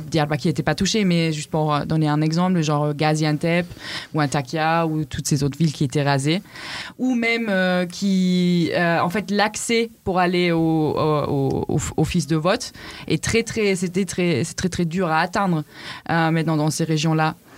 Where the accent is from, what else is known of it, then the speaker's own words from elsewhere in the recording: Southern Germany, Germany; French is a second language; moved away; je viens du sud de l'Allemagne